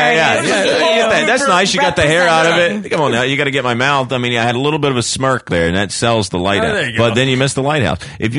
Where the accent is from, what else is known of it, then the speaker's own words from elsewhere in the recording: Charlotte, North Carolina, United States; moved away; I'm from Charlotte originally, North Carolina.